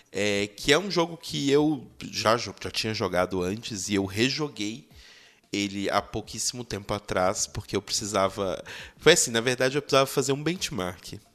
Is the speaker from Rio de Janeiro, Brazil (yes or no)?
no; Belo Horizonte, Minas Gerais, Brazil; eu sou de BH